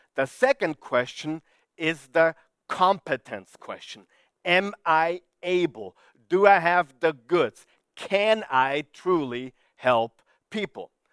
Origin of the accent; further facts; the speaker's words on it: Vienna, Austria; I'm from Vienna, Austria